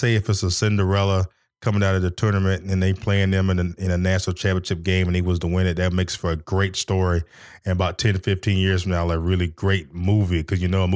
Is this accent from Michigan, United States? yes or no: no; Nashville, Tennessee, United States; growing up in Nashville, you know, with the Vols